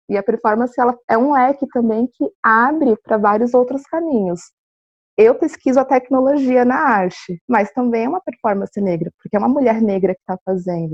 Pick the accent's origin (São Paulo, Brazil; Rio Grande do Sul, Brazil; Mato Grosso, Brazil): São Paulo, Brazil; now in Florianópolis, Brazil; Eu também vim de outra cidade, eu sou de São Paulo, então, no meu caso, eu vim para uma cidade menor, aqui em Floripa